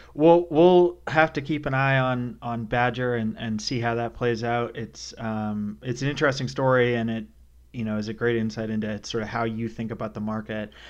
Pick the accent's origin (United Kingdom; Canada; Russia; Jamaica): Canada; also born or lived in New York City; now in North Carolina, United States; born and raised in Canada